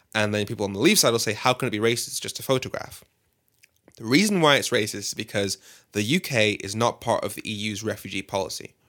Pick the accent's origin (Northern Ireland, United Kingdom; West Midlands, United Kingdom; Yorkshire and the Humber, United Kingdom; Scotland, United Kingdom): West Midlands, United Kingdom; Birmingham; moved away as an adult; also born or lived in London; I'm from Birmingham. Well, I, I grew up mainly in Birmingham